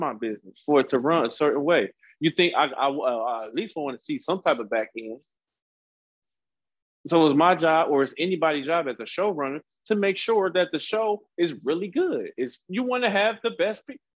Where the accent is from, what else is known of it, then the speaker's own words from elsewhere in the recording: Cleveland, Ohio, United States; now in San Diego, United States; Cleveland, Ohio. Yeah, originally born and raised